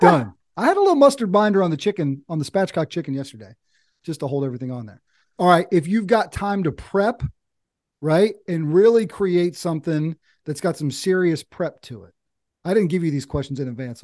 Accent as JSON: {"language": "English", "region": "Eastern North Carolina", "country": "United States", "tie": "born or raised there", "said": "I'm over here in Eastern North Carolina. I grew up in Eastern North Carolina."}